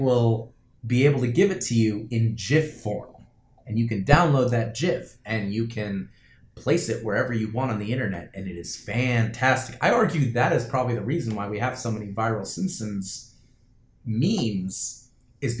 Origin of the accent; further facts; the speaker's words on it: Florida, United States; moved away as an adult; also born or lived in New Jersey; I moved from Florida, from the house that I lived in since I was 5 years old.